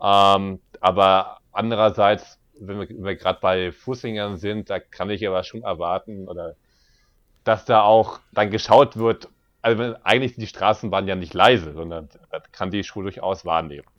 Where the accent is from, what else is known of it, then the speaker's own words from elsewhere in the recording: Berlin, Germany; bin ich gebürtiger Berliner